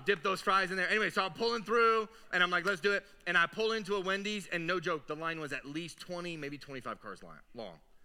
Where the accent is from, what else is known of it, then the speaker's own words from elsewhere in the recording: Northeast, United States; also born or lived in the South / Texas; now in Las Vegas, United States; I grew up in the Northeast, then I moved to the South